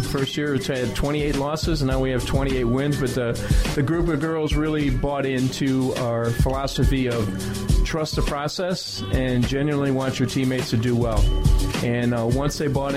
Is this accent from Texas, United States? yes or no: no; Chicago, Illinois, United States; Grew up around Sherman Park, 5637 South Loomis, and grew up in the city, played all my basketball